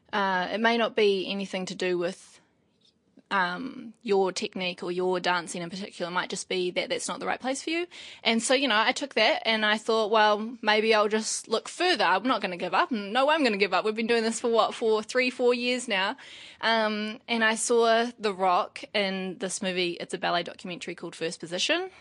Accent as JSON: {"language": "English", "town": "Wairoa", "region": "Hawke's Bay", "country": "New Zealand", "tie": "born or raised there", "also_born_or_lived": "Paraparaumu / Newlands, Wellington", "moved": "yes", "said": "I was raised in Wairoa as well"}